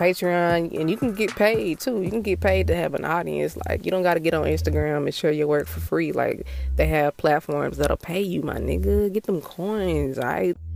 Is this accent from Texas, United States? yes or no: yes; Texas, United States; I'm from Texas